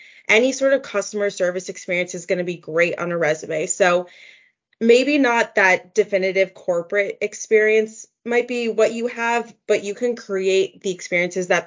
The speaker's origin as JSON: {"language": "English", "region": "New Jersey", "country": "United States", "also_born_or_lived": "Baltimore", "said": "I'm from New Jersey, so New York is a stone's throw away. But I went to school in Baltimore"}